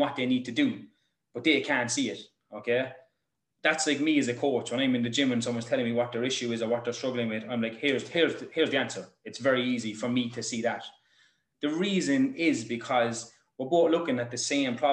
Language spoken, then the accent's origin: English; Ireland